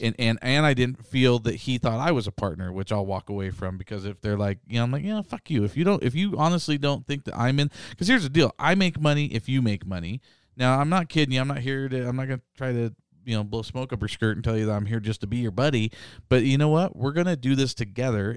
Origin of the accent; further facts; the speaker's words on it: Boise, Idaho, United States; Boise, Idaho.